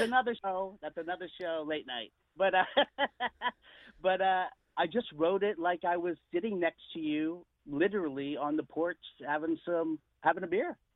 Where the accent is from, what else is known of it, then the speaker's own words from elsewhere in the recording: United States; I am Filipino, but I was born in America